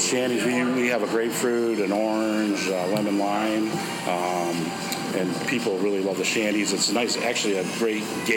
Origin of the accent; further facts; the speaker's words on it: Watervliet, Michigan, United States; moved away as an adult; also born or lived in Chicago; I was born and raised here in Water Relief. And then when I was 18, I left for military service